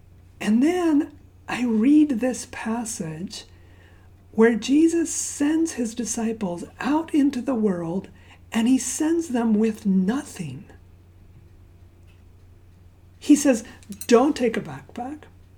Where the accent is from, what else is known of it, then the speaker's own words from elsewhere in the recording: Zambia; So my parents are missionaries. I grew up in Zambia, Africa, and we didn't have the Boy Scouts where I grew up